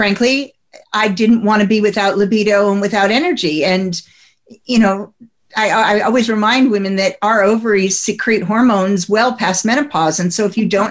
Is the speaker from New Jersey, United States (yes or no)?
yes; New Jersey, United States; I come from New Jersey